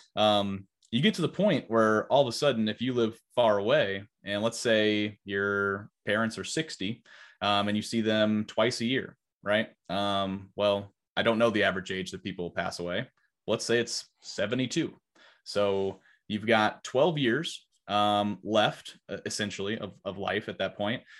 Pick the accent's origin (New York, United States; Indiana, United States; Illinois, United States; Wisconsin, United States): Illinois, United States; Highland; also born or lived in Oklahoma / North Carolina; my hometown, which is Highland